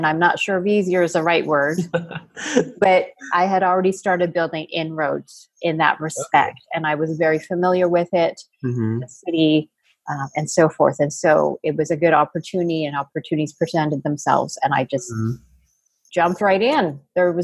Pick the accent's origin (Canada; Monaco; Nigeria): Canada; moved away as an adult; now in San Diego, United States; I am actually Canadian